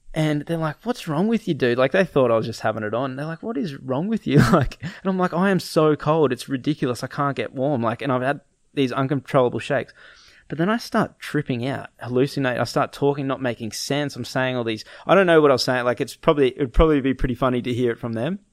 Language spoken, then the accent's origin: English; Gold Coast, Queensland, Australia; We grew up on the Gold Coast.